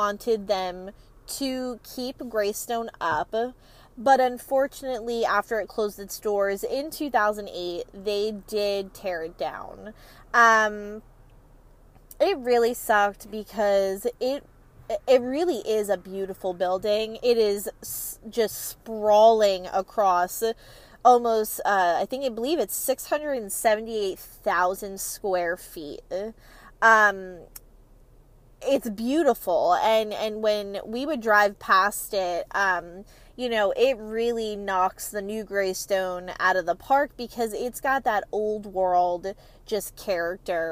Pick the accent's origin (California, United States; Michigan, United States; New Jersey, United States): New Jersey, United States; Parsippany; I am a New Jersey native. I grew up in New Jersey my entire life. I'm from a little town called Parsippany, and within Parsippany, Lake Hiawatha